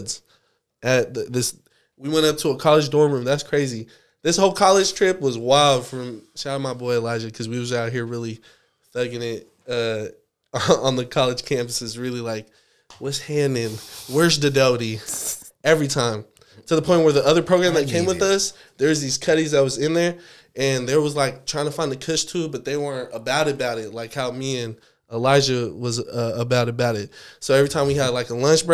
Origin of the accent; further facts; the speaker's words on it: Seattle, Washington, United States; we're from Seattle